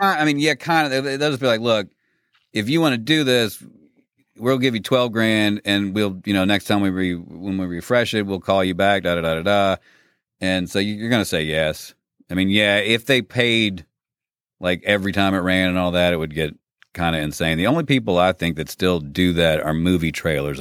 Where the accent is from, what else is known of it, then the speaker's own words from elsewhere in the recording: Lexington, Kentucky, United States; I grew up in Lexington, Kentucky, and graduated from Tate's Creek